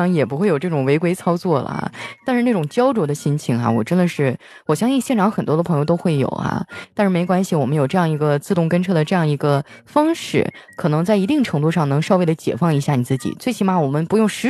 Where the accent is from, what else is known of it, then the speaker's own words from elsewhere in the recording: Northeast China, China; now in Shanghai, China; 啊，我在上海工作，我东北人，